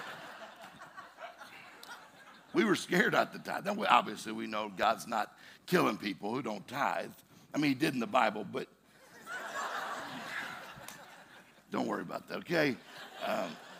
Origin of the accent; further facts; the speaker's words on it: Mississippi, United States; I'm from Mississippi